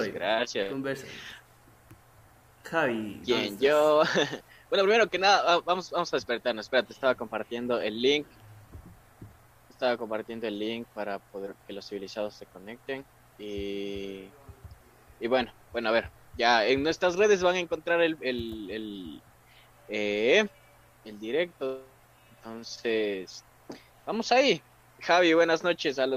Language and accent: Spanish; Ecuador; No, aquí somos bien ecuatorianos, mija.